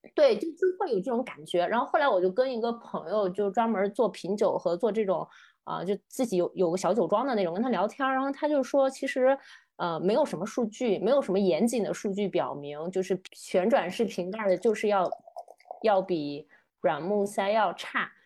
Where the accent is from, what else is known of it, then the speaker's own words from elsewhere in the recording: Qingdao, Shandong, China; moved away; 我们小时候青岛是真的会用塑料袋儿去打啤酒的